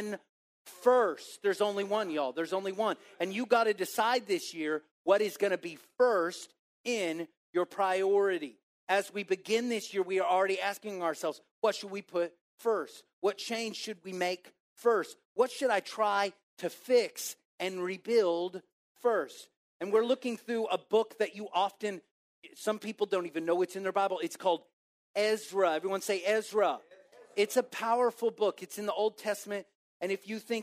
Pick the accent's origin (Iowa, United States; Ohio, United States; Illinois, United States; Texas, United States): Texas, United States; Waco; now in Plano, United States; I'm from Waco